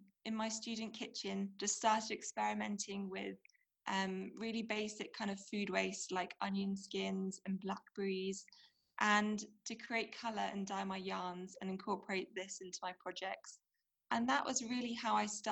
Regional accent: London, United Kingdom; moved away as an adult; also born or lived in Wales; now in Sri Lanka; originally I'm from, I grew up in London and spent some time also in Wales.

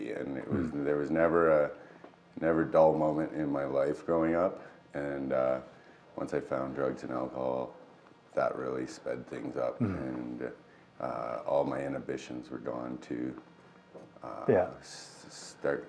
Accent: Mississauga, Ontario, Canada; also born or lived in Toronto; I was born in Ontario, Mississauga. Grew up in Mississauga in Toronto

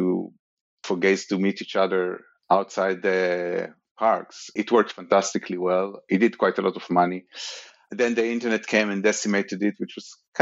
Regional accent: Israel; moved away as an adult; I grew up in Israel

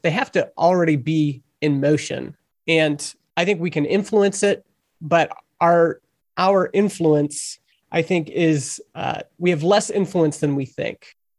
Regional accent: Canada; I'm Canadian

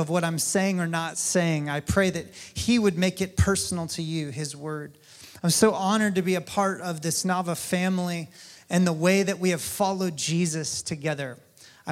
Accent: North Carolina, United States; now in Kansas City, United States; my home state, North Carolina

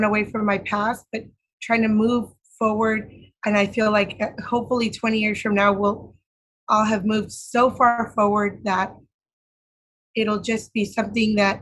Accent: Santa Ana, California, United States; I grew up in Santa Ana, Orange County, and I was brought there when I was 3 months old. So I know no other place that is home

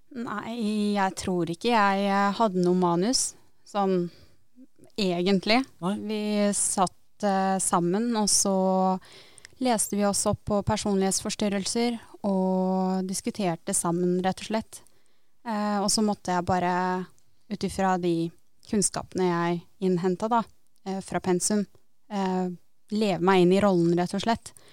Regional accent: Tønsberg, Vestfold, Norway; 22 år og er fra Tønsberg

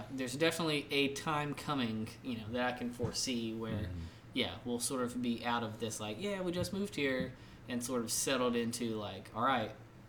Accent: Louisiana, United States; now in Jackson, United States; Instead of saying, well, we're from here, you know, we're from Louisiana or we're from Tennessee, but now we live here.

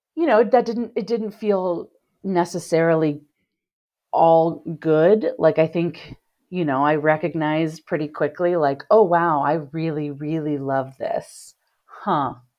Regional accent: Cincinnati, Ohio, United States; moved away as an adult; now in Chicago, United States; I grew up in Cincinnati, Ohio.

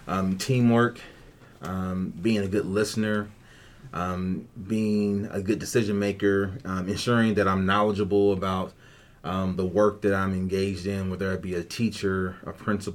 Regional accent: Indianapolis, Indiana, United States; moved away as an adult; now in Ankeny, United States; I'm originally from Indianapolis, Indiana. That's where I was born and raised

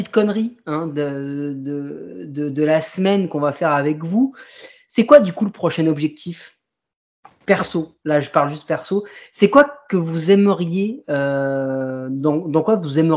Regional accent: France; on était les gars, on est français.

